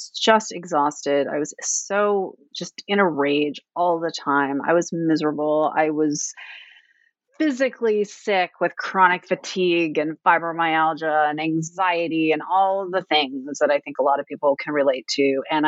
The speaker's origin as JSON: {"language": "English", "town": "Fairbanks", "region": "Alaska", "country": "United States", "tie": "born or raised there", "lives_now": "Washington, D.C., United States", "said": "Well, I live in Washington, D.C., but I was raised in Fairbanks, Alaska, so I'm very, very far away from home."}